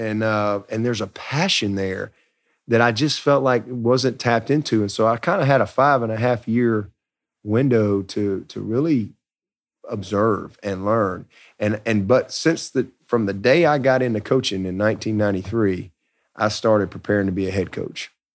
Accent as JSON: {"language": "English", "region": "Alabama", "country": "United States", "tie": "born or raised there", "said": "I grew up in Alabama, baby of three boys"}